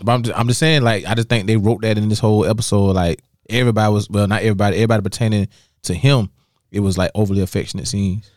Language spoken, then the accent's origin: English; Dallas, South Carolina, United States; moved away; growing up in Dallas and South Carolina for a long time